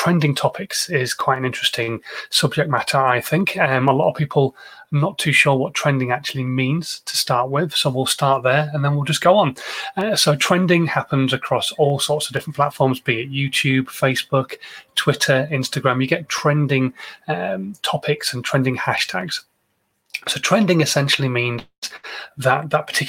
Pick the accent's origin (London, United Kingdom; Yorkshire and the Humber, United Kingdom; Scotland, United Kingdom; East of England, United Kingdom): Yorkshire and the Humber, United Kingdom; now in Andover, United Kingdom; I am a Yorkshireman